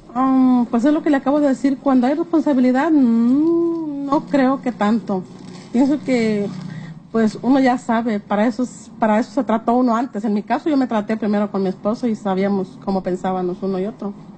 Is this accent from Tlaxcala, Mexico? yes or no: no; Jalisco, Mexico; yo por ejemplo soy de Jalisco, mi esposo es de Oaxaca